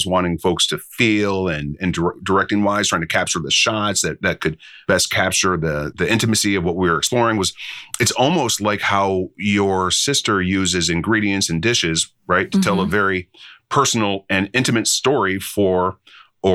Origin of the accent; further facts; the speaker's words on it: Midwest, United States; I grew up in the Midwest